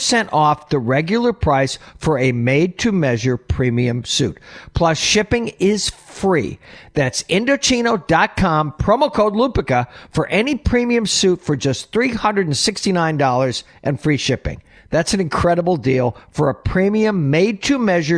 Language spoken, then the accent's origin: English; Oneida, New York, United States; I grew up in Oneida, New York